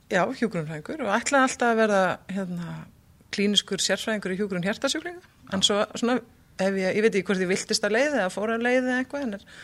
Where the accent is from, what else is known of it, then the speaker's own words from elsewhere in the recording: Ísafjörður, Westfjords, Iceland; Já, ég er frá Ísafjörði hérna Já, bjóð þar.